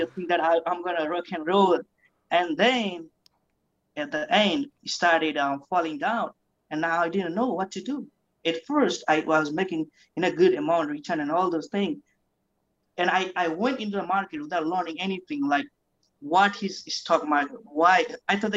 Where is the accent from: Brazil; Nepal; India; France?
Nepal; also born or lived in New Zealand; now in United States; I was born back in Nepal. So I grew up in New Zealand where I spent my six years of my life. Then I came to United States